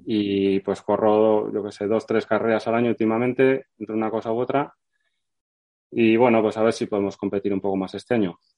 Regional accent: Vitoria-Gasteiz, Basque Country, Spain; yo soy de Vitoria

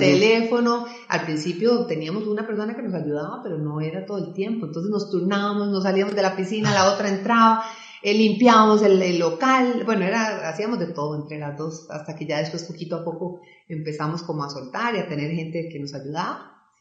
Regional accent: Belén, Heredia, Costa Rica; yo soy oriunda de Belén, ¿verdad? Y Belén es un cantón muy, muy deportivo.

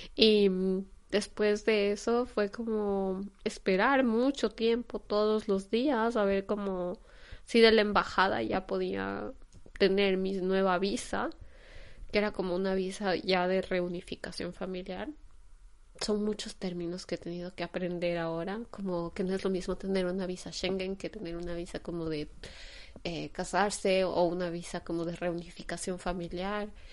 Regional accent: Quito, Pichincha, Ecuador; moved away as an adult; now in Germany; de Quito, Ecuador, que es de donde vengo

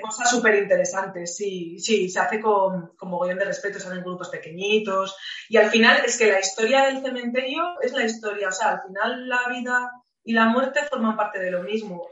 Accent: Spain; also born or lived in Lisbon; soy española

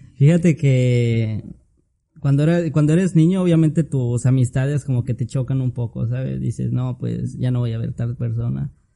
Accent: Tlaxcala, Mexico; also born or lived in Puebla / Campeche / Motul, Yucatán; now in Mérida, Mexico; Yo soy de... Nací en Puebla, pero toda mi vida me crecí en Tlaxcala. Tlaxcala. De ahí, de ahí soy

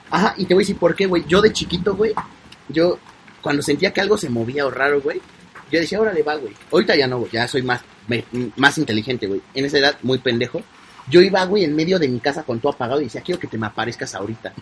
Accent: Mexico; Los mexicanos queremos hablar como los españoles

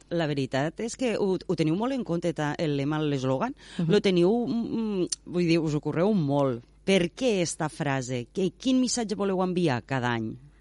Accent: Tortosa, Catalonia, Spain; jo vaig néixer a Tortosa

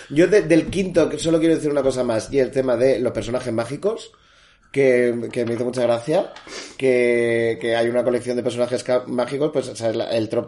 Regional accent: Balearic Islands, Spain; digo yo, yo soy mallorquín mágico y eso no se puede hacer.

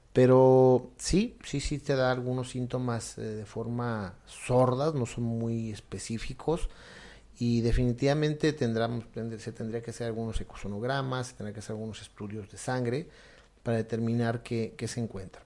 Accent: Mexico; como mexicanos, también a veces queremos

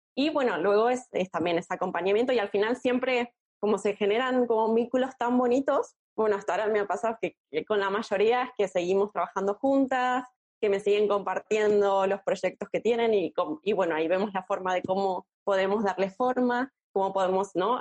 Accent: Argentina; moved away as an adult; now in Barcelona, Spain; soy argentina también, vivo en Barcelona hace unos cinco años

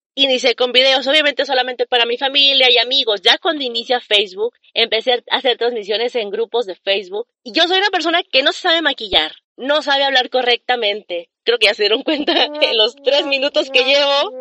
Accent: Saltillo, Coahuila, Mexico; aquí en Saltillo, Coahuila, de donde yo soy

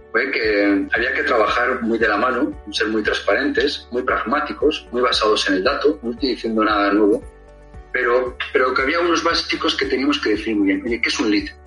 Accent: Bilbao, Basque Country, Spain; soy de Bilbao y ya sabes que los de Bilbao podemos ser lo que queramos.

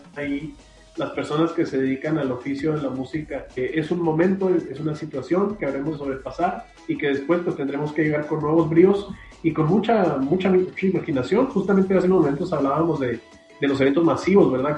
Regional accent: Hidalgo del Parral, Chihuahua, Mexico; a la gente de Parral, de donde soy originario

